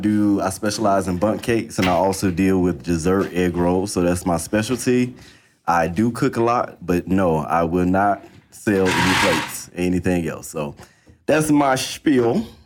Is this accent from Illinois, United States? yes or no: no; Lakeland, Florida, United States; also born or lived in Orange, New Jersey / Atlanta / Phoenix / San Francisco; I am originally from Orange, New Jersey, but as a child, I got moved down when I was a baby. So I might as well go into claim Lakeland, Florida, child, right. As they say, Polk County.